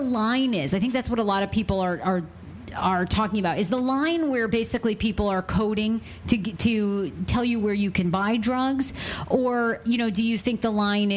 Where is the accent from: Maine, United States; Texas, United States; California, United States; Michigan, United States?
Maine, United States; In my home state of Maine